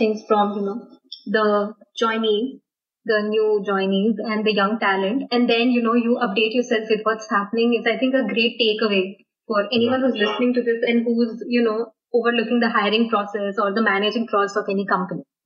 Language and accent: English; India; as an Indian